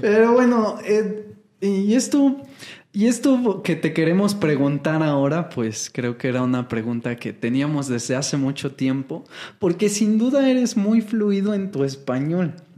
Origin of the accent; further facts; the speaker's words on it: Mexico; en México yo aprendí todo mi inglés de, maestros mexicanos